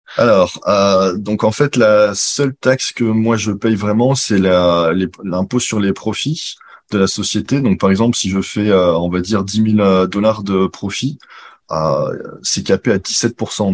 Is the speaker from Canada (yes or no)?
no; Grenoble, Auvergne-Rhône-Alpes, France; moved away as an adult; also born or lived in Lyon / Paris / China / Luxembourg; now in Singapore; je suis de Grenoble à la base